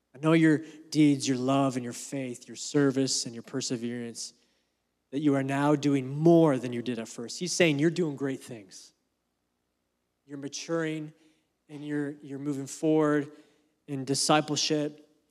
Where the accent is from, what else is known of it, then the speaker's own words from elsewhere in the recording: Canada; As a Canadian